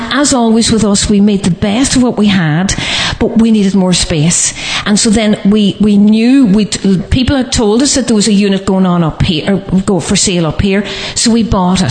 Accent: Letterkenny, Ulster, Ireland; this is my hometown. I love Letterkenny. I love Donegal.

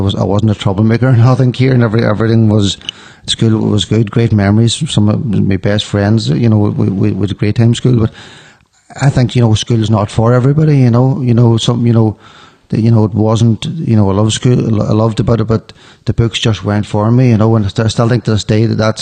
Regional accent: Kilcar, County Donegal, Ireland; growing up in Kilcare, you know, it was a very good childhood.

